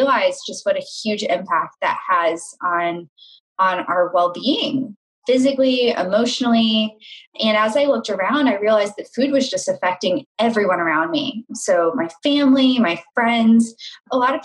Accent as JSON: {"language": "English", "town": "Charlotte", "region": "North Carolina", "country": "United States", "tie": "born or raised there", "also_born_or_lived": "Chicago", "moved": "as an adult", "said": "I grew up in Charlotte, North Carolina."}